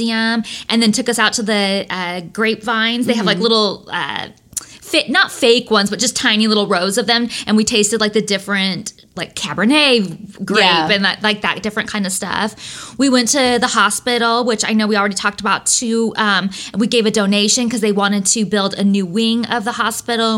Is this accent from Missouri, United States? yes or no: no; Lodi, California, United States; also born or lived in Oregon; I'm a girl from Lodi.